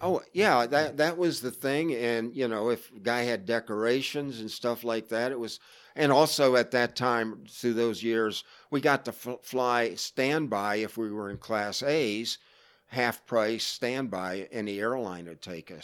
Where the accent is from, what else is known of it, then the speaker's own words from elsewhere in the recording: Florida, United States; moved away; I grew up in Florida